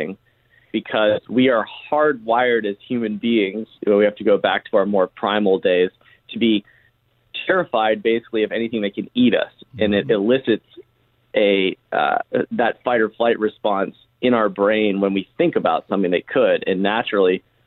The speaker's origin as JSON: {"language": "English", "town": "Charleston", "region": "South Carolina", "country": "United States", "tie": "born or raised there", "said": "I grew up in Charleston, South Carolina"}